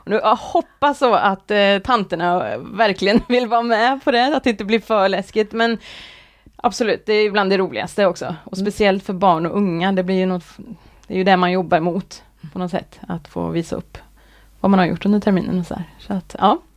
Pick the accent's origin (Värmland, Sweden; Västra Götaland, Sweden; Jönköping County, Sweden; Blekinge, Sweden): Värmland, Sweden; also born or lived in Gothenburg; now in Kungälv, Sweden; Jag är från Värmland.